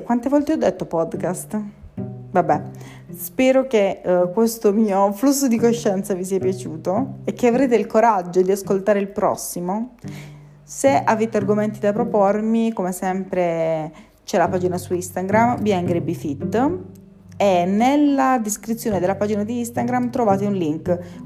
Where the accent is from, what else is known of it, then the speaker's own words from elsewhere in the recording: Taranto, Apulia, Italy; moved away as an adult; now in Bari, Italy; sono di Taranto, ma studio a Bari